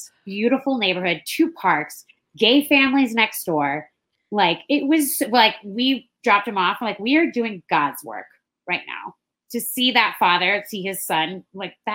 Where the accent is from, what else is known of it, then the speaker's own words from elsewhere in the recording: Hawaii, United States; moved away; I'm from Hawaii.